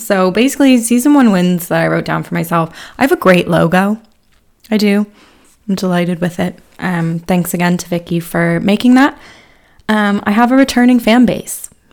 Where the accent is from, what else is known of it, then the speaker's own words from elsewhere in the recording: Harrisburg, Pennsylvania, United States; moved away as an adult; also born or lived in Philadelphia; now in Ireland; I'm not actually from Philly, from Harrisburg.